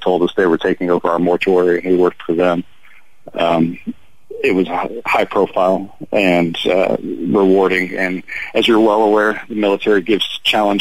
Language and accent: English; Central Kansas, United States; I was a mortician here in my hometown, Central Kansas